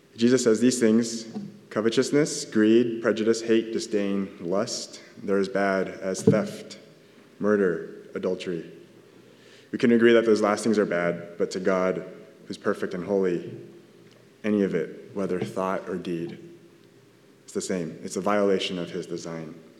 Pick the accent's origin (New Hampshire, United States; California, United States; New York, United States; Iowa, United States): California, United States; Southern; I'm from SoCal